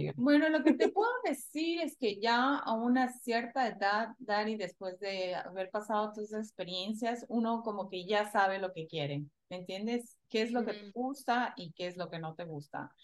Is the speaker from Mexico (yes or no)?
no; Ecuador; moved away as an adult; yo crecí en Ecuador cuando era joven